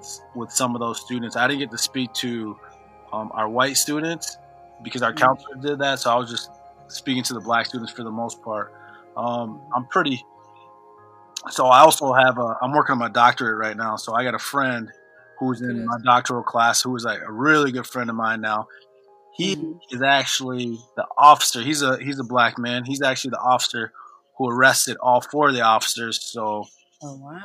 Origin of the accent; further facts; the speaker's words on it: Bloomington, Minnesota, United States; also born or lived in Gary, Indiana; I'm originally from Gary, Indiana. I grew up in Bloomington, Minnesota. I moved to Bloomington, Minnesota in second grade